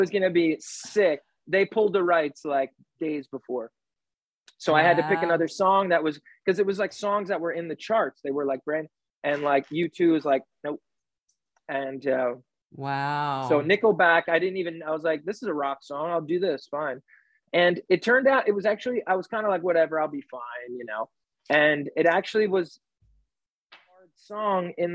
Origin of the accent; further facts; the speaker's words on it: New York, United States; I'm from New York